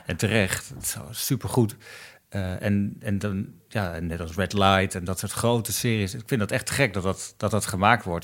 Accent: Netherlands; wij als Nederlanders, als Nederlands makers

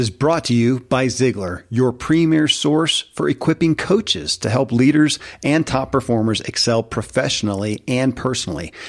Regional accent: Kentucky, United States; born or raised there

